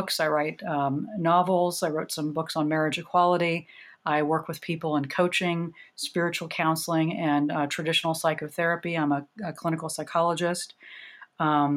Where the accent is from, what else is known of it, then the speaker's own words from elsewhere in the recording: Oregon, United States; I grew up in Oregon, came out in the 80s when, you know, I was the only lesbian at my high school